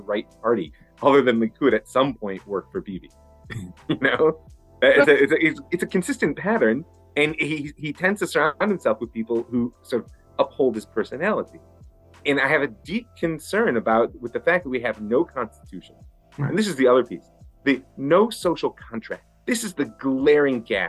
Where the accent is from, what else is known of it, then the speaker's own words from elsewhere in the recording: United States; now in Israel; as an American